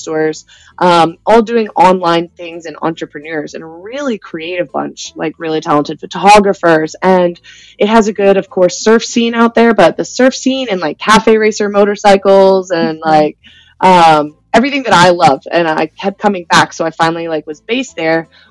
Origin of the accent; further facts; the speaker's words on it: College Station, Texas, United States; also born or lived in Bali, Indonesia; now in Las Vegas, United States; grew up in Central Texas, College Station area